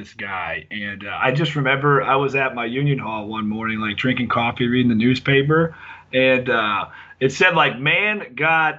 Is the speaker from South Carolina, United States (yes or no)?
no; Florida, United States; moved away as an adult; now in Garrettsville, United States; I'm from Florida and I'm out of a union hall in Florida, but right now I'm currently in Garrettsville, Ohio